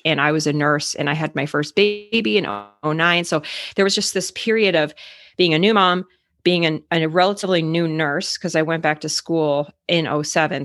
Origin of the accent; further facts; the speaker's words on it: Arizona, United States; moved away as an adult; now in Minnesota, United States; So I actually grew up in Arizona, but I live in Minnesota